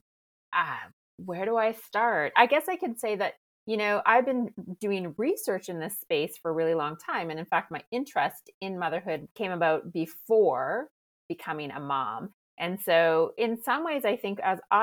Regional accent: Canada; now in France; I'm Canadian, but based in France.

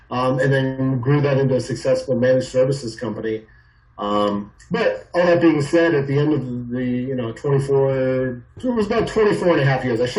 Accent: Phoenix, Arizona, United States; also born or lived in California / New York; I was born in California, lived in upstate New York, and then ultimately um, grew up, you know, through my high school and, and beyond years in Phoenix, Arizona

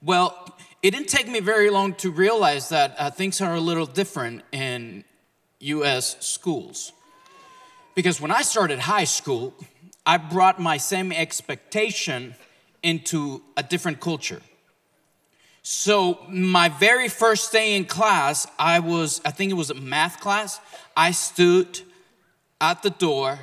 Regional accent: Mexico; now in Oklahoma, United States; I was born and raised in Mexico

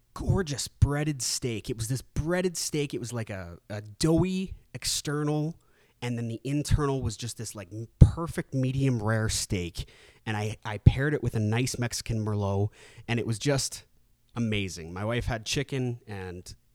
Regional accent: Canada; my native tongue back now that I'm back in Canada.

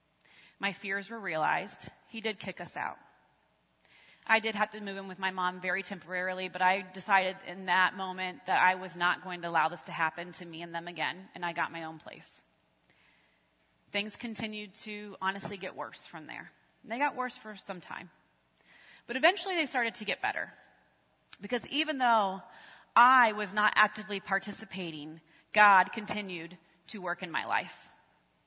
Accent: Galion, Ohio, United States; We were living in my hometown of Galleon, which is about an hour north of here, and I was working in Westerville

